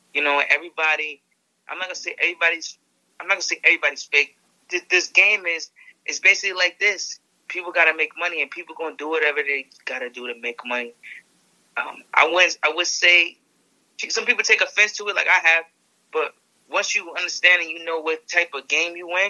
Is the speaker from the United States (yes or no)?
yes; New York City, New York, United States; I'm from the Bronx